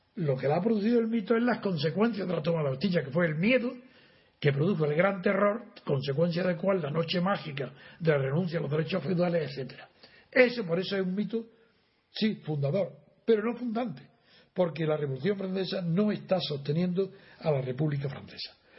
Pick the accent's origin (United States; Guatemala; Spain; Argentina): Spain; soy español